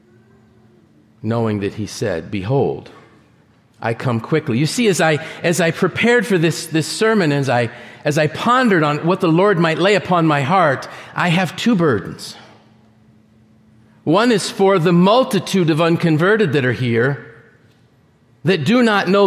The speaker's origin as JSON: {"language": "English", "region": "Northeast", "country": "United States", "said": "I'm from the Northeast"}